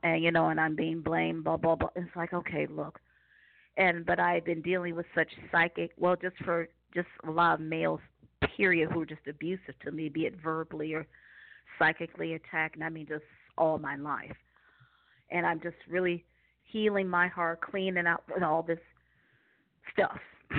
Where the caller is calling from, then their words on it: Cleveland, Ohio, United States; Yes. I'm calling from Ohio.